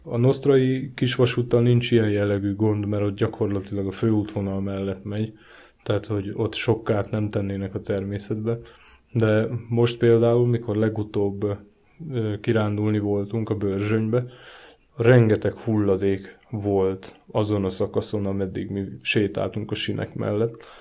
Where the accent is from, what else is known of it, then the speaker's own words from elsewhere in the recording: Márianosztra, Pest, Hungary; moved away as an adult; now in Budapest, Hungary; én eleve hegyek között nőttem fel, Márian Osztrai vagyok